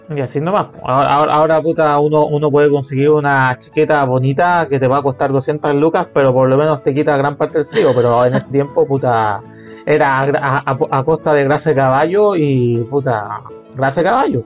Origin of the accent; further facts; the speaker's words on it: Calama, Antofagasta, Chile; yo de donde soy en Calama